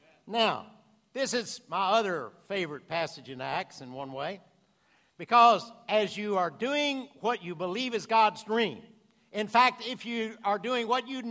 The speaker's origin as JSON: {"language": "English", "region": "Louisiana", "country": "United States", "also_born_or_lived": "Boston", "moved": "yes", "said": "A little mixed up, Louisiana boy, right across the border"}